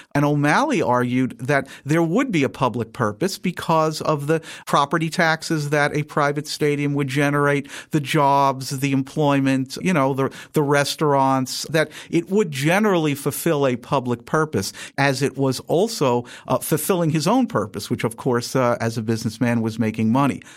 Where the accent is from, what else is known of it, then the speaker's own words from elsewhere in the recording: New York, United States; moved away; I'm originally from New York